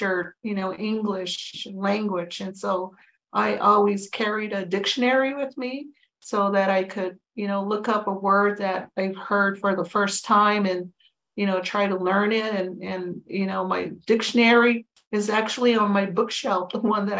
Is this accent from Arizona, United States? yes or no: yes; Tohono O'odham Nation Reservation, Arizona, United States; also born or lived in Green Valley, Arizona; I grew up on the Tohono Nation Reservation.